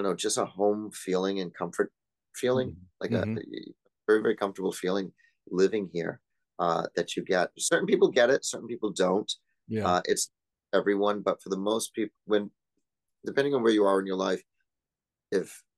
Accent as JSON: {"language": "English", "town": "New Bedford", "region": "Massachusetts", "country": "United States", "tie": "born or raised there", "also_born_or_lived": "Los Angeles, California", "moved": "yes", "lives_now": "Porto, Portugal", "said": "born and raised in New Bedford, Massachusetts, a small little town outside of Cape Cod"}